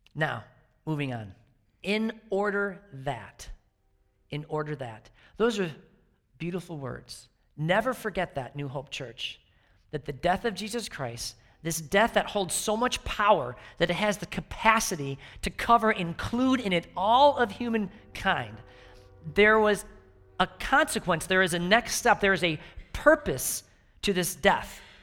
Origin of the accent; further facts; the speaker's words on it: outside Chicago, Illinois, United States; moved away; I grew up outside Chicago